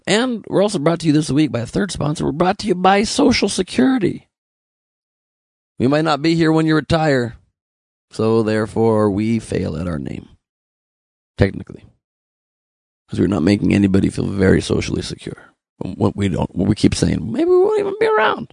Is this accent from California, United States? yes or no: yes; Los Angeles, California, United States; I was born in the good old U.S. of A. Los Angeles, California.